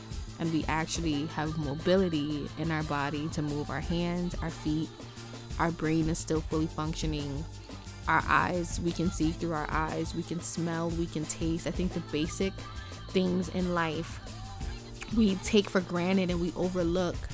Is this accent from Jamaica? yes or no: yes; Jamaica; moved away; I'm from Jamaica